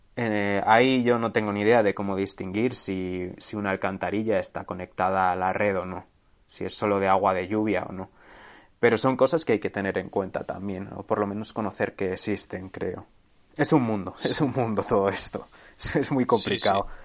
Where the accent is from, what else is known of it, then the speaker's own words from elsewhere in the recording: Segovia, Castile and León, Spain; mi pueblo de Segovia